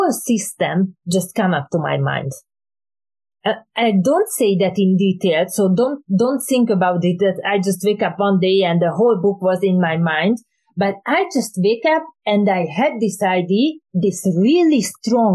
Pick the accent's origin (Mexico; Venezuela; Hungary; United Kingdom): Hungary; English is a second language; moved away; originally I came from Hungary